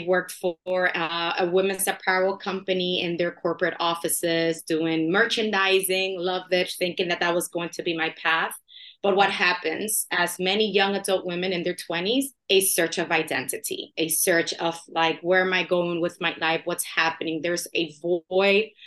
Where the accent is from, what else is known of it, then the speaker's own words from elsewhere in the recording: New York City, New York, United States; My parents are from the Dominican Republic, but I was born in New York City and I lived there all of my life